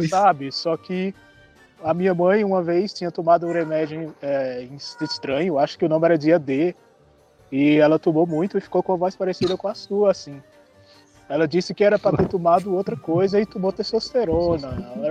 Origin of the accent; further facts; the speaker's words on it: Ceará, Brazil; also born or lived in Pernambuco; Eu sou cearense